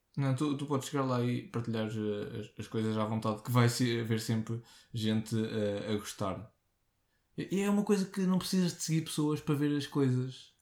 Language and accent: Portuguese; Portugal; sou Tuga